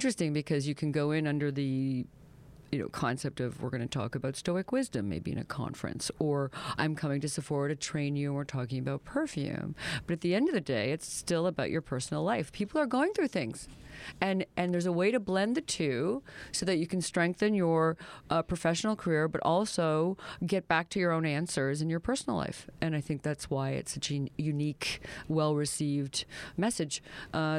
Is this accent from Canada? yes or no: yes; the Maritimes, Canada; I'm from the Maritimes